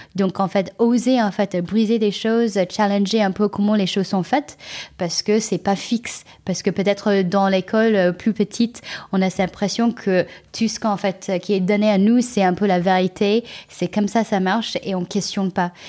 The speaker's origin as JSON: {"language": "French", "region": "California", "country": "United States", "tie": "born or raised there", "also_born_or_lived": "China", "second_language": "French", "moved": "as an adult", "lives_now": "France", "said": "je suis née en Chine, euh, j'ai grandi euh, aux États-Unis, en Californie"}